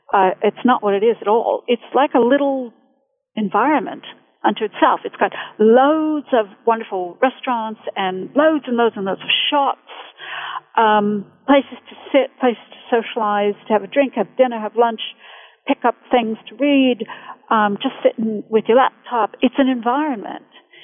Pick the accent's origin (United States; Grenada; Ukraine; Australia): United States; accent: mid-Atlantic; now in Bedford, United Kingdom; I'm originally from the U.S., but I've lived in England going on 20 years now, so my accent's a bit mid-Atlantic is what they call it, you know, so it kind of fluctuates.